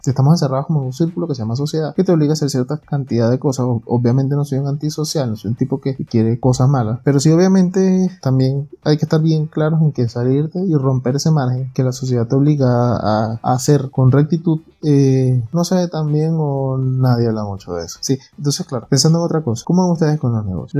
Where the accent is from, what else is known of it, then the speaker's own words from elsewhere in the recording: Venezuela; moved away as an adult; now in Ecuador; yo soy venezolano